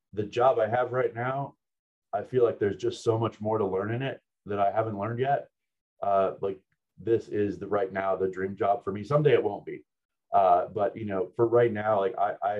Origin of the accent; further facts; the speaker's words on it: United States; also born or lived in New Zealand; being an American